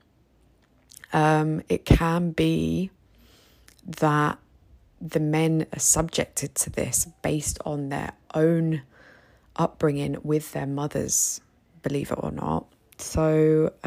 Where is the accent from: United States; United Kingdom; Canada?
United Kingdom; now in Egypt; as a British woman living here in Egypt